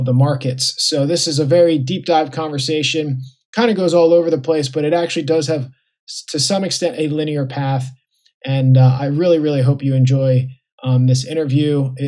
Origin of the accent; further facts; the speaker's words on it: United States; also born or lived in Puerto Rico; being American and or being from the U.S.